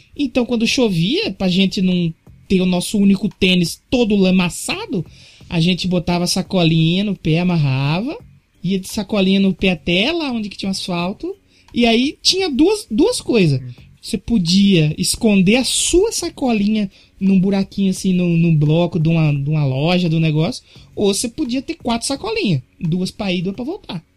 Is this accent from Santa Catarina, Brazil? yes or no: no; São Paulo, Brazil; moved away as an adult; also born or lived in Santo André; nessa quebrada onde eu cresci não tenho parente